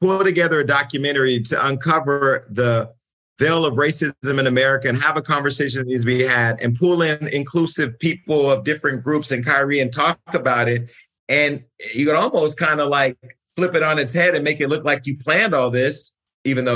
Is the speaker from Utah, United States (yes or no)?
no; California, United States; I'm from California